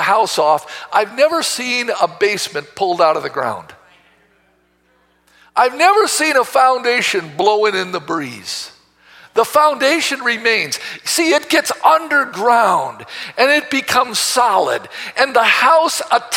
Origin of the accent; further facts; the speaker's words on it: United States; we as American Christians